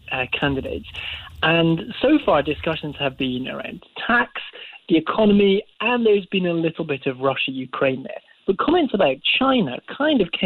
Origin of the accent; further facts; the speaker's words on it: Scotland, United Kingdom; now in London, United Kingdom; growing up in Scotland